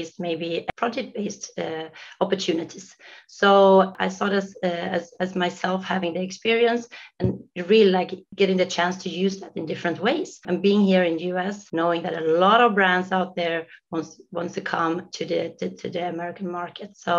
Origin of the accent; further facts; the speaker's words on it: Sweden; moved away as an adult; now in United States; Myself, I'm from Sweden, originally from Sweden